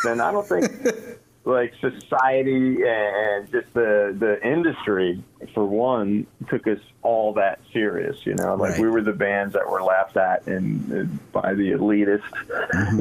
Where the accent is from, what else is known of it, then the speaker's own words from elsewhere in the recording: Toms River, New Jersey, United States; I'm a kid from Tom's River